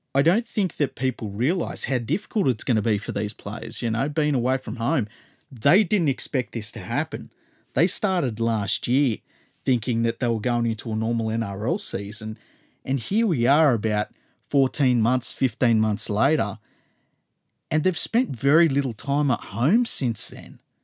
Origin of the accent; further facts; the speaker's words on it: Australia; as an Australian